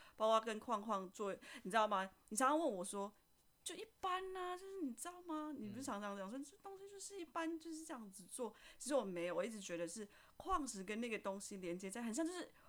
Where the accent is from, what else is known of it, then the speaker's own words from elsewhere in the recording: Indonesia; moved away as an adult; now in Taiwan; 我来自印尼，然后我在台湾工作了五年了